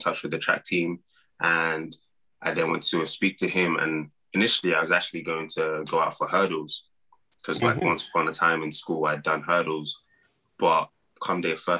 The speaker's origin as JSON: {"language": "English", "region": "London", "country": "United Kingdom", "tie": "born or raised there", "also_born_or_lived": "Iowa, United States / Nigeria (parents)", "moved": "as an adult", "lives_now": "United States", "said": "growing up in London, football, soccer"}